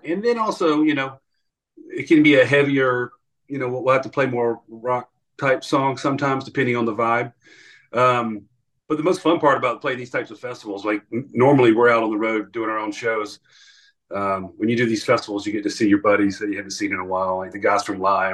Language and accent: English; Atlanta, Georgia, United States; Yeah, so we grew up in Georgia. We were born and raised in Atlanta